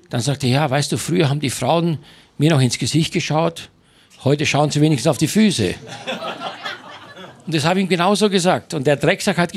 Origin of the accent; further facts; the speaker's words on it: Styria, Austria; ich komme aus der Steiermark vom Bauernhof